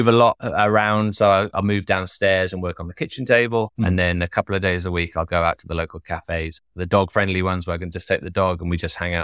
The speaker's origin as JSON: {"language": "English", "region": "Wales", "country": "United Kingdom", "tie": "born or raised there", "also_born_or_lived": "Germany / Italy / London", "said": "Although I grew up in Wales primarily, we traveled around the world. So we traveled primarily in the UK, but lived in Germany for a while, in Italy."}